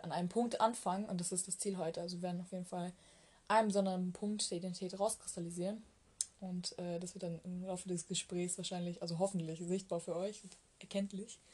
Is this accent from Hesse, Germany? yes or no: no; Bavaria, Germany; also born or lived in Malatya, Turkey; ich bin ja nicht in Deutschland geboren. Also auch wenn ich mit zwei nach Deutschland gekommen bin